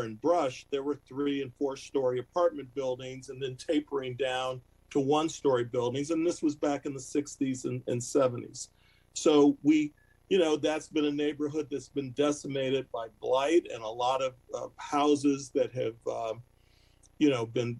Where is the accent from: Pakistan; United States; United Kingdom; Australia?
United States; Detroit, Michigan; moved away; we both grew up in Detroit. I grew up around Wyoming and West Chicago, attended Drew Middle School, attended Cass Tech High School